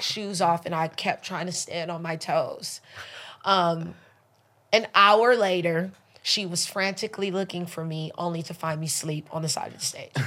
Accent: Los Angeles, California, United States; also born or lived in Belize; I grew up in the slums. I'm in South Central

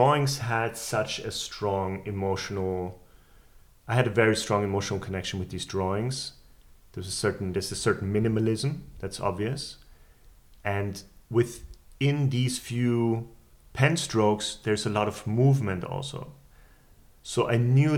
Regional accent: Vienna, Austria; I grew up in Vienna

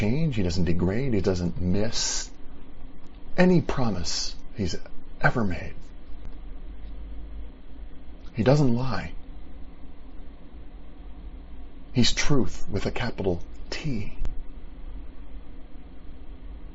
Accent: United States; here in America as an American

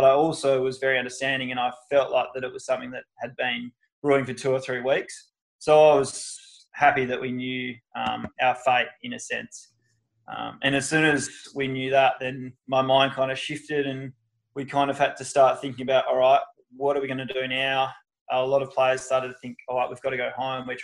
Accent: Margaret River, Western Australia, Australia; moved away; I grew up down in Margaret River

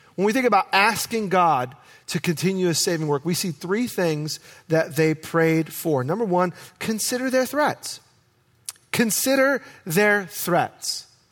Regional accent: New York, United States; now in Oregon, United States; I am a city boy. I was born and raised in New York, and I grew up with asphalt, concrete

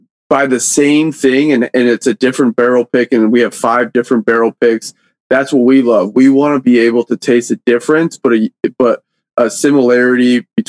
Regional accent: Michigan, United States; I grew up in Michigan.

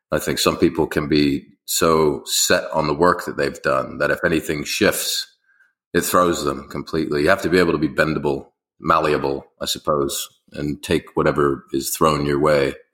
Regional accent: Beirut, Beirut Governorate, Lebanon; born there; I was born in Beirut actually in Lebanon, and you yes. know I've been traveling ever since then.

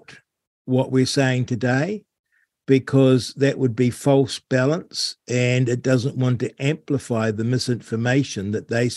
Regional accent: North Canterbury, New Zealand; now in Central Otago, New Zealand; I grew up in North Canterbury

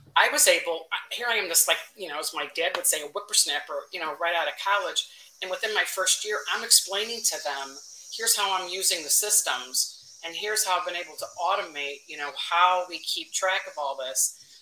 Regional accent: Chicago, Illinois, United States; kind of a lifelong Chicago one

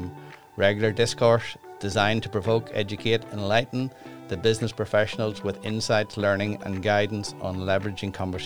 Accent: Ireland; being from Ireland

